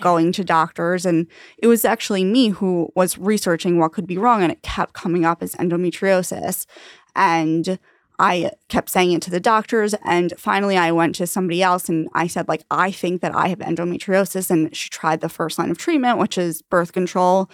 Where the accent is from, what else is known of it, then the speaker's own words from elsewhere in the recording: Long Island, New York, United States; also born or lived in Ithaca; now in New York City, United States; I am from Long Island